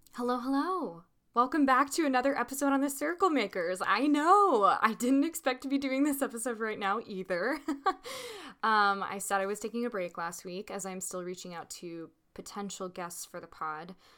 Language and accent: English; Little Rock, Arkansas, United States; I was born and grew up in Little Rock, Arkansas